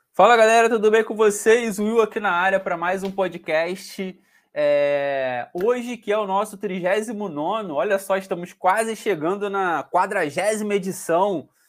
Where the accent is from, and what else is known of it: Brazil